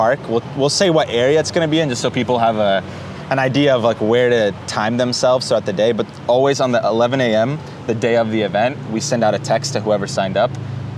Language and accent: English; North Carolina, United States; now in Santa Monica, United States; Born and raised in North Carolina